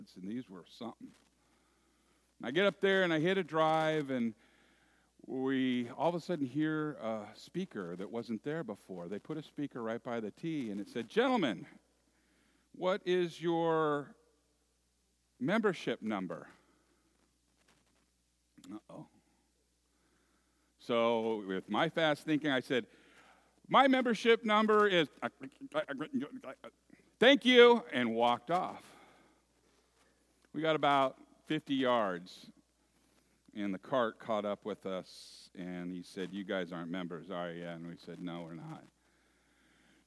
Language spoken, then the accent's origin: English; Moraga, California, United States; When I was a little boy, growing up in the San Francisco East Bay area in a little town that used to be agriculture